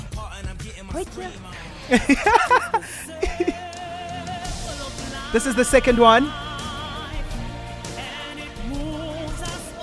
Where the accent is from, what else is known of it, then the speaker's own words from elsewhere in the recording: Durban, KwaZulu-Natal, South Africa; I'm from Durban